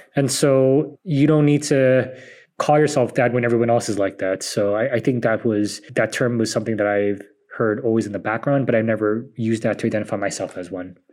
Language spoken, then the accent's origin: English; San Francisco, California, United States; I grew up in San Francisco